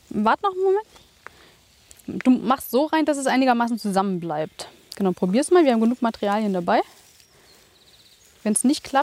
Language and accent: German; Germany